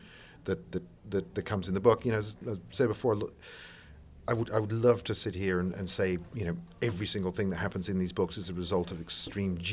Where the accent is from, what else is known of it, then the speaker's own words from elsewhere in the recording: England, United Kingdom; I'm English, not American. I try to hide it, but occasionally it creeps out